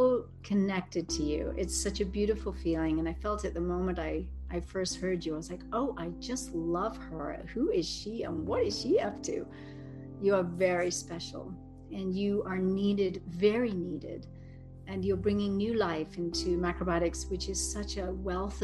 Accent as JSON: {"language": "English", "region": "England", "country": "United Kingdom", "said": "I'm so English"}